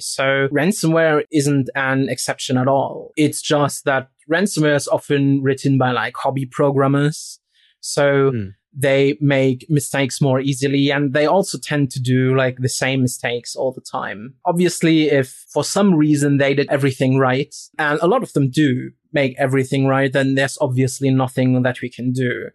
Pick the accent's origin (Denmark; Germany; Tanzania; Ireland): Germany; Rostock, Mecklenburg-Vorpommern; moved away; So I'm from Eastern Germany, right? And I'm actually from a town called Rostock